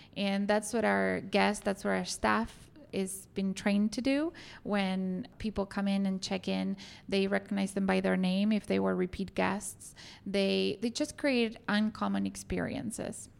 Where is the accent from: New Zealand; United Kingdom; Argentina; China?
Argentina; moved away as an adult; also born or lived in New Orleans; now in Chicago, United States; I'm originally from Argentina, so I went to school there. I went to college and started working for a couple of hotels in downtown Buenos Aires